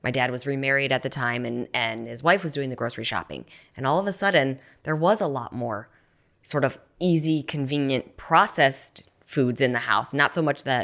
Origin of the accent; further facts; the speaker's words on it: Cleveland, Ohio, United States; Cleveland, yes.